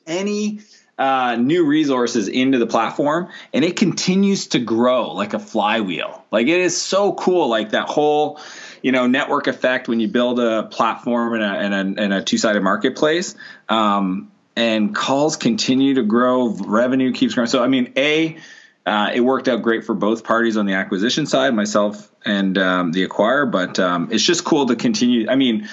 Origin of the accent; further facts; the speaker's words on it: Canada; also born or lived in San Diego; I spend the winters in San Diego, and I'm Canadian